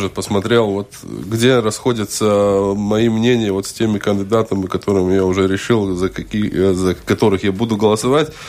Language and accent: Russian; Riga, Latvia; Да, да, я из Пардаугова.